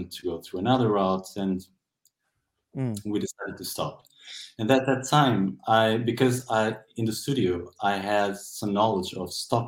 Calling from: Castelo Branco, Centro, Portugal; English is a second language; I'm calling from Portugal. In a city called Castelo Branco, which literally means White Castle.

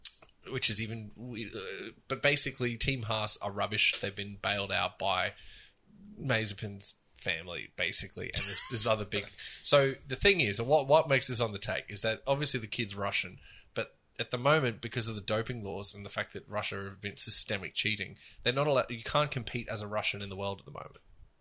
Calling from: Spain; first language Spanish; English is a second language; I am in Spain.

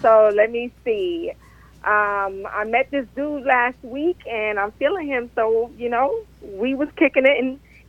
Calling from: Miramar, Florida, United States; I'm calling from Miramar.

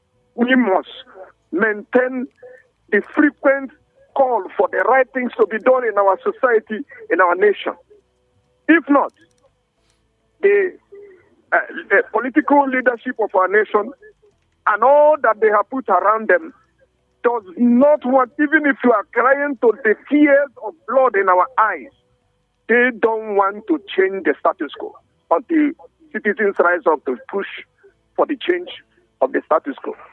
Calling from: Jos, Plateau, Nigeria; from Refuge here in Jos.

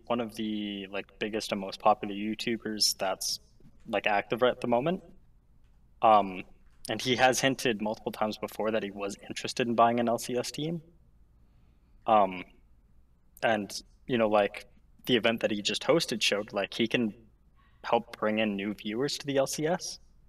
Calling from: Ontario, Canada; I'm calling from Ontario, Canada.

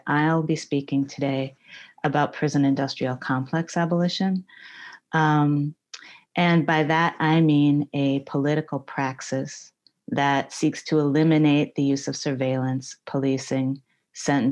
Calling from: Oakland, California, United States; I'm calling today from Ohlone Territory in Oakland, California

